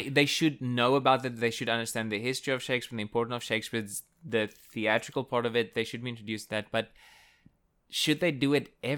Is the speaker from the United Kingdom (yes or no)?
no; South Africa; first language Afrikaans; English is a second language; even the Afrikaans teachers as well, which is my native language